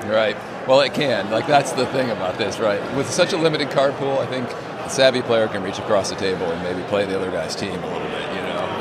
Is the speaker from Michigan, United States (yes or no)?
yes; Detroit, Michigan, United States; I grew up in Detroit